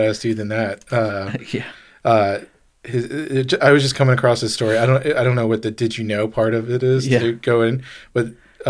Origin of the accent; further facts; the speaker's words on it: Boston, Massachusetts, United States; I'm from Boston.